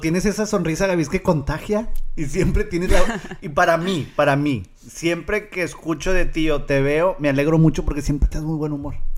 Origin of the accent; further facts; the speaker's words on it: Monterrey, Nuevo León, Mexico; now in Rio Grande Valley, United States; yo me acuerdo de Monterrey que veníamos al mall